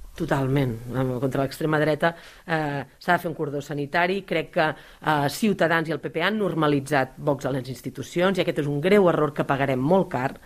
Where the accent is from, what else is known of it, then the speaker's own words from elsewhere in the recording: Caldes d'Estrac, Catalonia, Spain; vaig néixer a Caldes d'Estrac, és el poble més petit de la comarca, a la vora del mar, és el lloc on visc, on he crescut